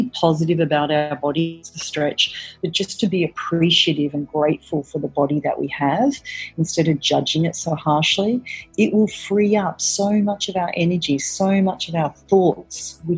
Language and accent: English; Melbourne, Victoria, Australia; moved away as an adult; now in New York City, United States; I'm originally from Australia, from Melbourne, Australia, and I came out here to New York City, which is where I'm based, about 20 years ago